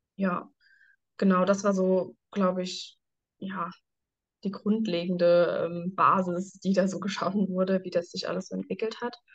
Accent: Germany; ich komme aus Deutschland

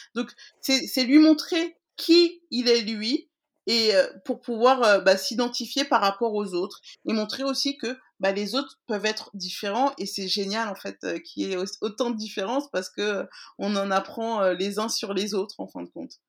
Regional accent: France; je suis née en France, mais que oui, que nous sommes maliens.

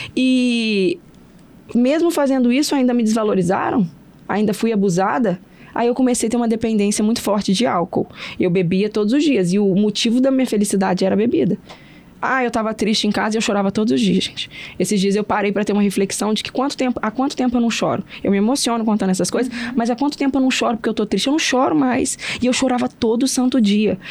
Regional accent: Porciúncula, Rio de Janeiro, Brazil; now in Vitória, Brazil; eu moro em Vitória hoje, mas eu sou do interior do Rio, sou de Porciúncula, uma cidade pequena.

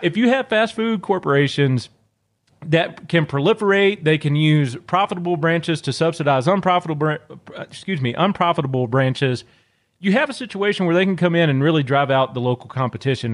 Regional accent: Northeast Louisiana, United States; moved away; I'm originally from Louisiana. I grew up in a very, very small town in Northeast Louisiana.

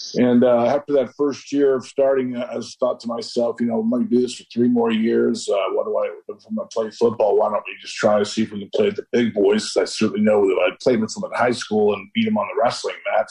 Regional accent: Nebraska, United States; moved away as an adult; also born or lived in Pittsburgh; now in Morgantown, United States; what I was accustomed to growing up in Nebraska

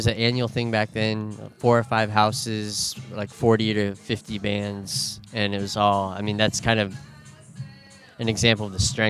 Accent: Camano Island, Washington, United States; born or raised there; also born or lived in Bellingham

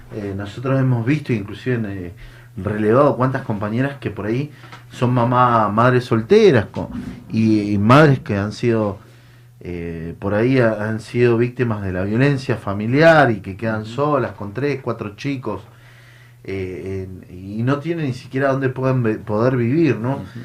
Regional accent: Mendoza, Argentina; moved away as an adult; yo soy un, hombre del interior, vengo de Mendoza. Eh, llegué muy joven, 19 años.

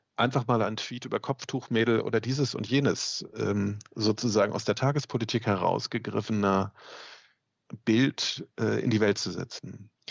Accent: Mecklenburg-Vorpommern, Germany; ich bin selber aus Ostdeutschland, ähm, komme aus Mecklenburg

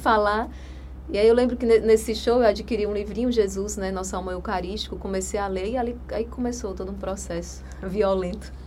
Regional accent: interior of Rio Grande do Norte, Brazil; moved away; also born or lived in Natal; Eu sou lá do interior do Rio Grande do Norte

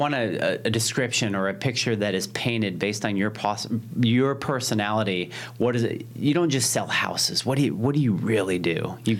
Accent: Scottsdale, Arizona, United States; So that's and native. I was born in Scottsdale.

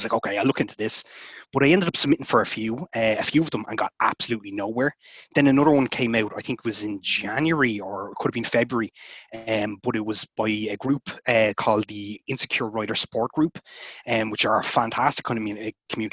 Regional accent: Ireland; also born or lived in Dublin; I'm an Irish author. I live in Dublin.

